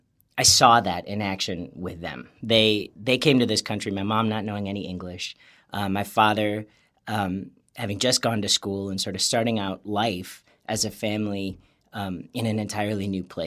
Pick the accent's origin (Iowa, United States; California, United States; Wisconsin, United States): Wisconsin, United States; New Berlin; I grew up in near Waukesha, Wisconsin, a place called New Berlin, and grew up very happy there.